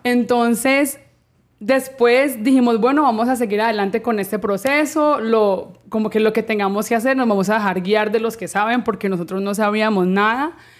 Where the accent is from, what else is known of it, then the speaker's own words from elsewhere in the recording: Cali, Valle del Cauca, Colombia; moved away as an adult; now in Miami, United States; yo soy caleña